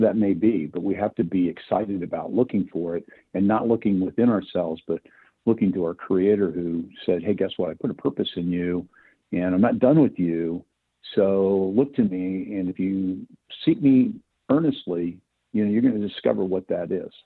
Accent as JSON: {"language": "English", "town": "Spokane", "region": "Washington", "country": "United States", "tie": "born or raised there", "also_born_or_lived": "Southern California", "moved": "as an adult", "said": "I grew up in Spokane"}